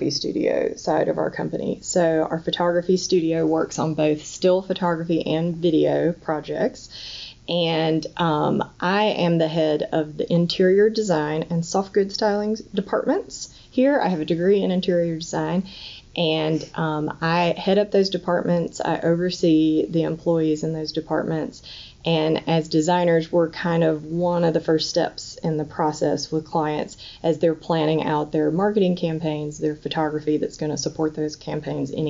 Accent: North Carolina, United States; I grew up in North Carolina, in a really rural part of North Carolina

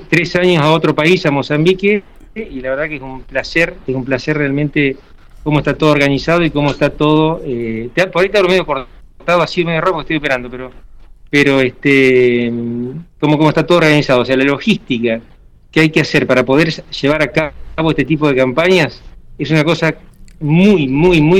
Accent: Argentina; now in Ghana; Y somos cinco personas de Argentina que vinimos a, a esto a través de una fundación que está en Barcelona

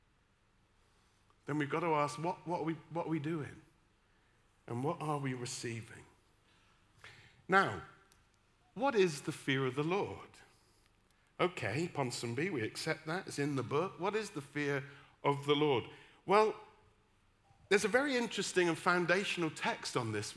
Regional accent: West Country, South West England, United Kingdom; accent: West Country; Instead of putting on my West Country accent where I'm from, I put on my best Oxford accent.

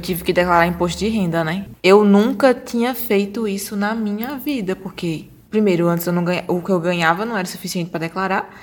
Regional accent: Brazil; eu vinha do Brasil

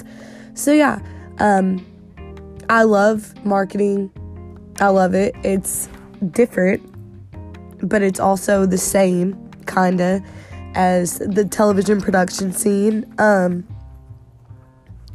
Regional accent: Southeast Missouri, United States; I'm from Southeast Missouri.

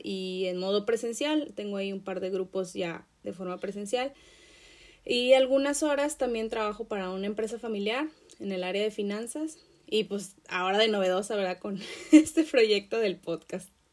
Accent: Acapulco, Guerrero, Mexico; yo nací en Acapulco, Guerrero, en México

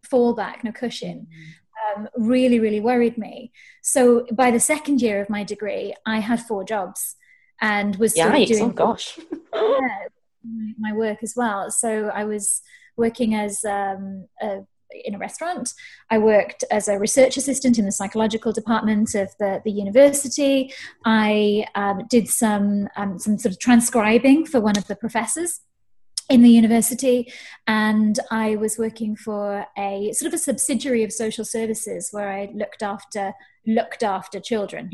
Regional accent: Wales, United Kingdom; also born or lived in Canada; I was born in Canada, but I grew up in Wales. So I think I'm Welsh

